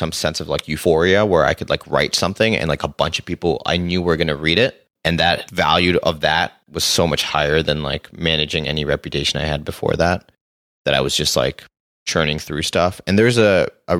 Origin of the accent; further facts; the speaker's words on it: Singapore; moved away as an adult; also born or lived in Los Angeles, United States; So I grew up in Singapore and then I moved to LA to go to school.